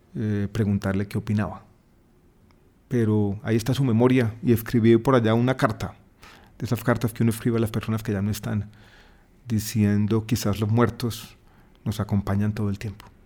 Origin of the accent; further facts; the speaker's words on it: Medellín, Antioquia, Colombia; moved away as an adult; also born or lived in Santiago, Chile; now in Bogotá, Colombia; Yo nací en Santiago de Chile, pero crecí en Medellín